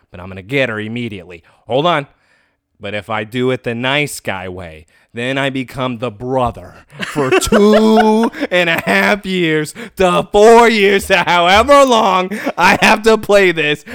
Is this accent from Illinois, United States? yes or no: no; Kansas, United States; I grew up in Kansas.